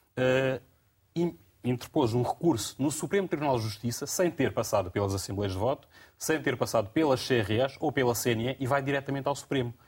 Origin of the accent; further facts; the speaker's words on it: Guinea-Bissau; enquanto guineense